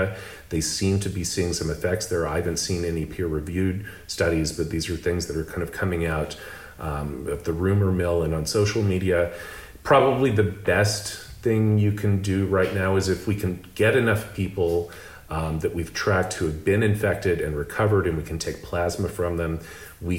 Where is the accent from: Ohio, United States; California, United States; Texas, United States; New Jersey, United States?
Texas, United States; Lubbock; moved away; also born or lived in Austin, Texas / Boston / Singapore; I grew up in Lubbock, Texas